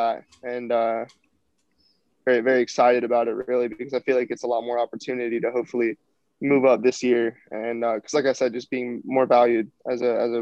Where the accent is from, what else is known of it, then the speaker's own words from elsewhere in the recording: Florida, United States; I'm from Florida